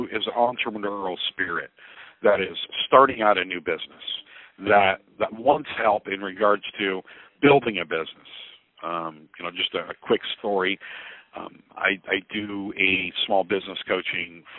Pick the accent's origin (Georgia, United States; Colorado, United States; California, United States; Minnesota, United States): California, United States; Oceanside; moved away as an adult; also born or lived in San Diego, California; now in Fairview Heights, United States; I was born and raised in Oceanside, California